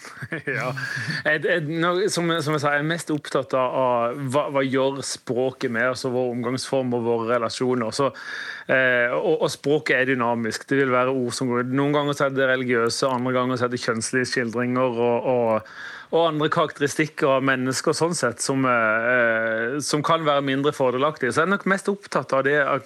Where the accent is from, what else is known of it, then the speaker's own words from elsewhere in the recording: Sørlandet, Norway; Jeg sier vel kanskje som sørlending så sier vel 'heiane'